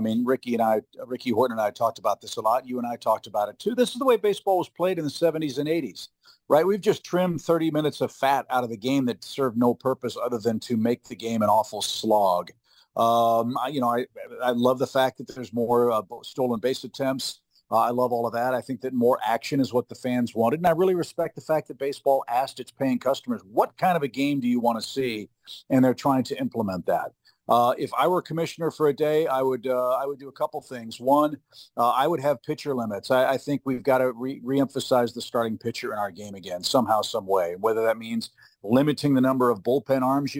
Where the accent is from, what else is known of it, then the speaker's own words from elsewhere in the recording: St. Louis, Missouri, United States; I'm 58. I'll be 59, I think, in February. And I grew up in West County.